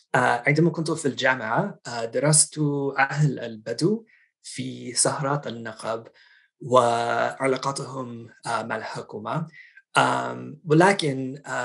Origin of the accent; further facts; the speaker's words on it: outside Boston, Massachusetts, United States; Arabic is a second language; now in Washington, D.C., United States; أنا نشأت في آه، ولاية ماساتشوستس يعني من خارج مدينة باستن